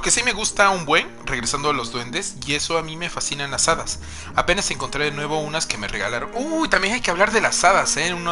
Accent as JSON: {"language": "Spanish", "region": "Oaxaca", "country": "Mexico", "said": "porque somos oaxaqueños y nos encantan las cosas hechas bonitas."}